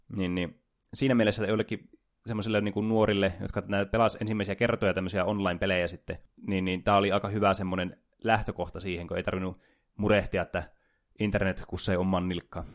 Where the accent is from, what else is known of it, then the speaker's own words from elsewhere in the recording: Oulu, North Ostrobothnia, Finland; täällä Oulussa, missä me juonetaan tätä ohjelmaa, joka niille, jotka eivät tienneet, että olemme oululaisia